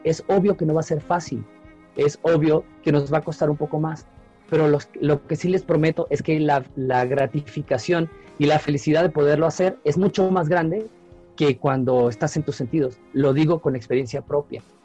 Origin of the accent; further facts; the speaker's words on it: Venezuela; moved away as an adult; now in Mexico; Yo soy latinoamericano, soy caribeño, soy de Venezuela